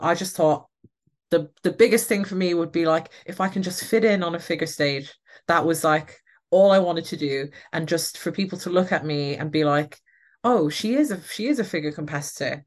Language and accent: English; Ireland; moved away; I am Irish and I have an Irish passport.